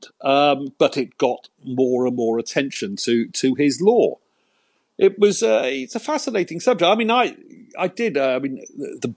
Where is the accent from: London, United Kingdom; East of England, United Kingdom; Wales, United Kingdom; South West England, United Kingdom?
Wales, United Kingdom; a Welshman